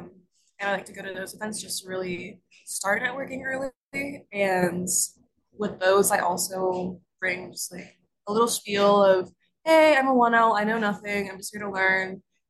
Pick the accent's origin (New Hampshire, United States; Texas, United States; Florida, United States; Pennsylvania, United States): Texas, United States; Dallas; I'm from Dallas, I'm a 1L